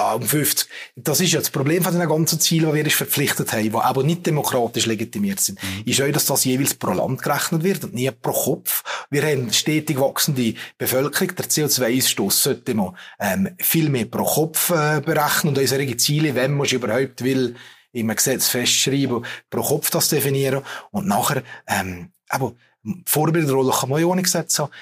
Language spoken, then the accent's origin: German; Valais, Switzerland; als Walliser